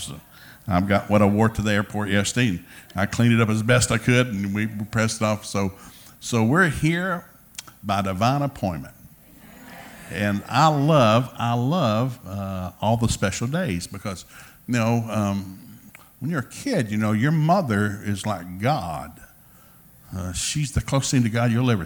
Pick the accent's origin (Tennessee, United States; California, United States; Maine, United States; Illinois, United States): Tennessee, United States; Turtletown; also born or lived in Ducktown, Tennessee; I grew up in Turtletown. That's a suburb of Ducktown